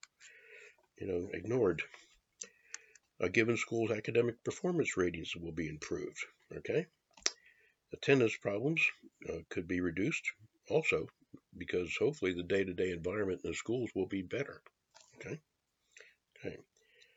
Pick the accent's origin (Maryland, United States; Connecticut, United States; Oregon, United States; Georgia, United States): Maryland, United States; also born or lived in Washington, D.C.; I grew up pretty much in Maryland, but born in D.C. those first years